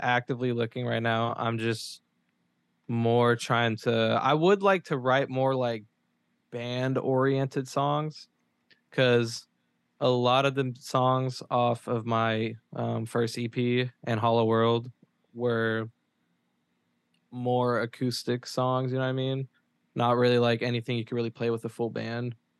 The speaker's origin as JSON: {"language": "English", "town": "Memphis", "region": "Tennessee", "country": "United States", "tie": "born or raised there", "lives_now": "Murfreesboro, United States", "said": "I grew up in Memphis"}